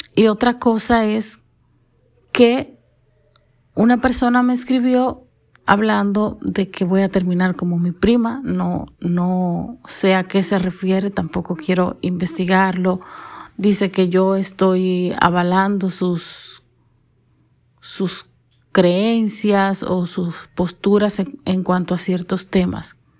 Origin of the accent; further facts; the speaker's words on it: Dominican Republic; soy dominicana